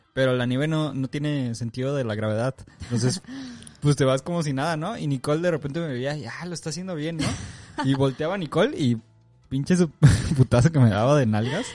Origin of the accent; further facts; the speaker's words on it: Mexico; moved away; ya soy ese mexicano.